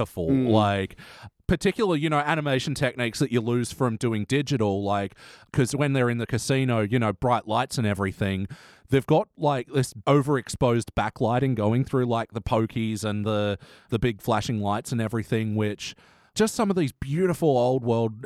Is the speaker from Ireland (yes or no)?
yes; Ireland; I'm Irish.